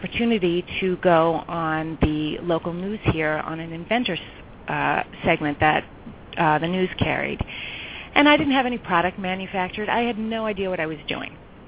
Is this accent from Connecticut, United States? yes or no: no; New York, United States; also born or lived in California; now in Chicago, United States; I was born and raised in New York. But Chicago now feels like home to me because I've been here for over 20 years